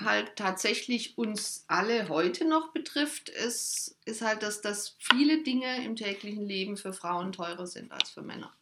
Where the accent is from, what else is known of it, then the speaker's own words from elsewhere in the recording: Germany; bei uns in Deutschland